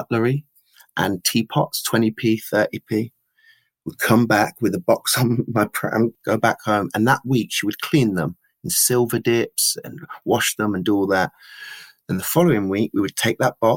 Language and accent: English; Leicester, East Midlands, United Kingdom; now in Nottingham, United Kingdom; I was from Beaumont Leys.